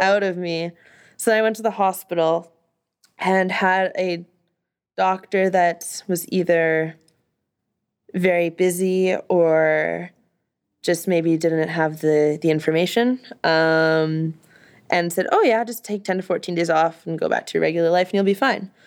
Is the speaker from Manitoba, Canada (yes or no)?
yes; Winnipeg, Manitoba, Canada; I'm from Winnipeg, so this is in the, the millennial, millennial library in Winnipeg